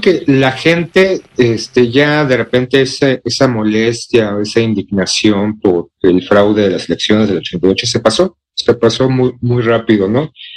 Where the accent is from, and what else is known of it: Mexico